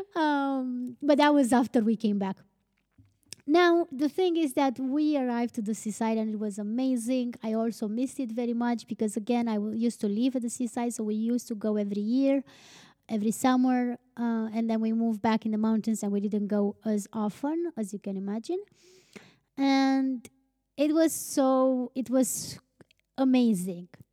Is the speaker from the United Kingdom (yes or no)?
no; Romania; we're from Romania